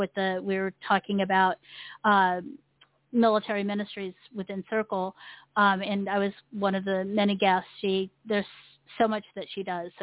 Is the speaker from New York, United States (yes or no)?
no; Texas, United States; the only thing that gets me is that I'm from Texas, according to them, even though I'm a military brat.